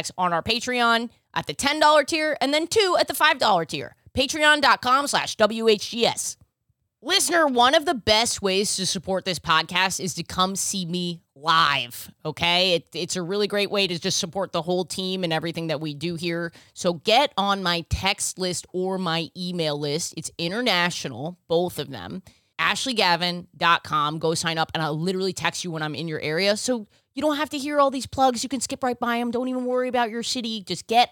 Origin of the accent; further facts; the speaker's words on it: New York, United States; I grew up in New York.